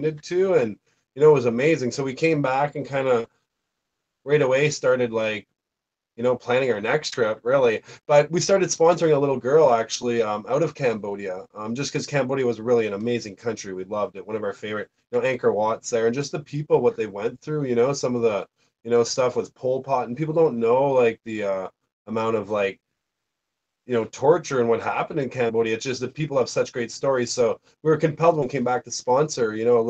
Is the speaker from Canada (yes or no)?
yes; Canada